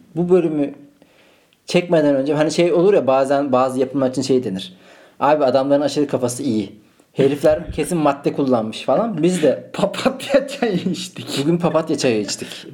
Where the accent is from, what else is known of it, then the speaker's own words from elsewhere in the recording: Malatya, Turkey; now in Istanbul, Turkey; Ben onu Malatya'da doğdum. Şu an İstanbul'dayım.